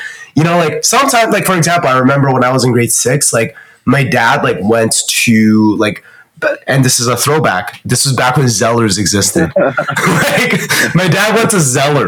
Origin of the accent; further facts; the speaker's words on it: Canada; also born or lived in Shanghai, China; I grew up in Canada with my family